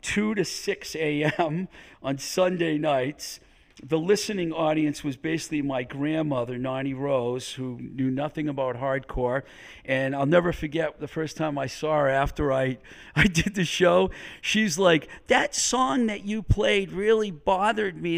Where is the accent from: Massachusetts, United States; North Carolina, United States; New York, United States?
Massachusetts, United States; Webster; where I grew up in Webster, Mass.